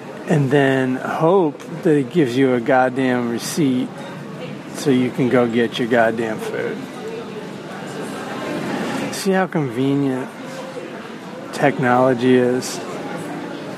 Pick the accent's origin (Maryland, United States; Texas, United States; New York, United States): Maryland, United States; Southern; I'm from Southern Maryland